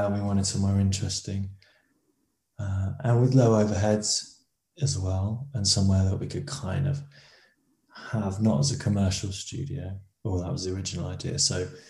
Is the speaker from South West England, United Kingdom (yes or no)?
yes; Salisbury, South West England, United Kingdom; moved away as an adult; also born or lived in London / Guildford; now in Brighton, United Kingdom; I grew up in Salisbury, and then after university, lived in London and Guildford, and then moved to Brighton